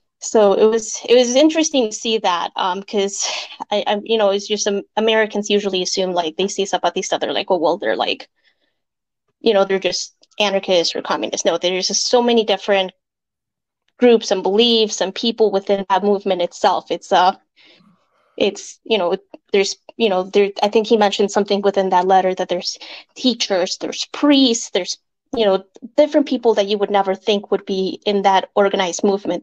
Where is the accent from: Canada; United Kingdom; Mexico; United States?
Mexico; Mexico City; born there; So my family, well, my parents were born in Mexico City, and I was born in Mexico City too.